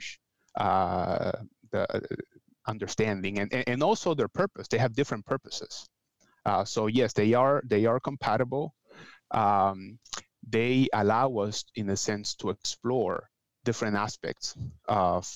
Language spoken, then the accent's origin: English; Puerto Rico; moved away; I am from Puerto Rico originally, but I have worked with people from all over Latin America, so I feel that I am Latin American in general and Caribbean specifically